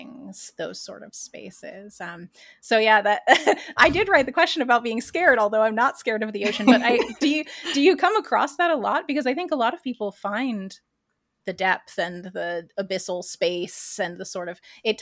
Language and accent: English; Wilmington, North Carolina, United States; I'm from North Carolina, and I was born and raised on the beach in Wilmington, North Carolina.